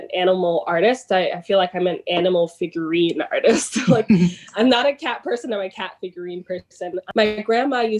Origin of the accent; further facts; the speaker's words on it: New York City, New York, United States; I'm from Jamaica, Queens, an odd place to have a pool in a backyard, but it was an above ground pool that my family inherited when they bought this house in Jamaica, Queens, in Queens Village